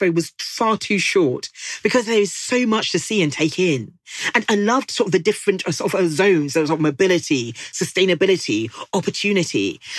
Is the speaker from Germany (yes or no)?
no; Nigeria; And I'm Nigerian and my husband is British